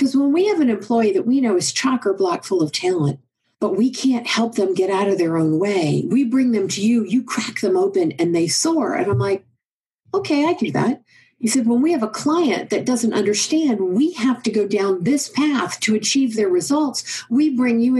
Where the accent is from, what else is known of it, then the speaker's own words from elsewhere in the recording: Oklahoma, United States; I'm from Oklahoma